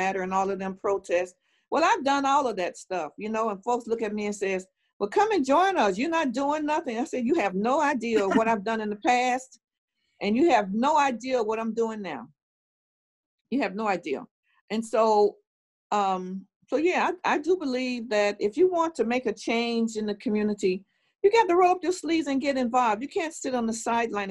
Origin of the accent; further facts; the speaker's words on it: Chicago, Illinois, United States; I was growing up in Robert Taylor Homes. My parents lived there, and they were raising 8 of us